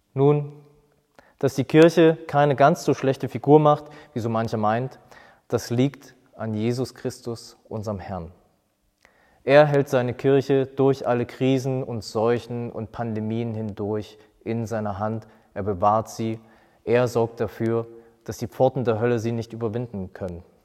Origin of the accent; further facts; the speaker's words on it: Germany; hier bei uns in Deutschland.